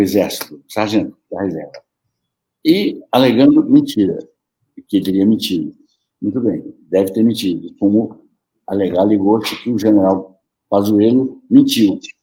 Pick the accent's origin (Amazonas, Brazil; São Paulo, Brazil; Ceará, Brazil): Amazonas, Brazil; moved away; also born or lived in Rio de Janeiro; tinha a ver com, com a minha terra